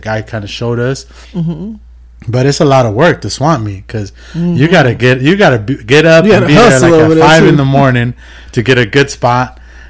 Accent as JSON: {"language": "English", "town": "Moreno Valley", "region": "California", "country": "United States", "said": "I'm originally from Moreno Valley."}